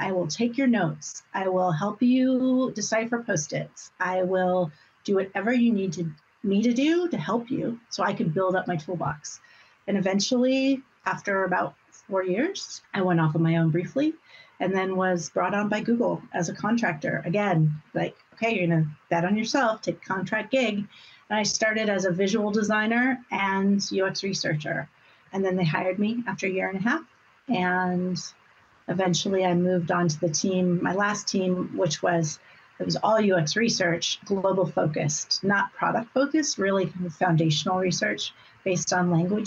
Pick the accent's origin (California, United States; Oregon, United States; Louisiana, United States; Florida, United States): Oregon, United States; Portland; moved away as an adult; also born or lived in Amsterdam; now in New York, United States; I came from Portland, Oregon